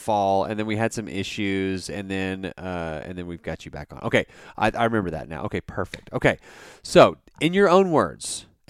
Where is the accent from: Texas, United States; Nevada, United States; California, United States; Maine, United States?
Texas, United States; We're from the Texas region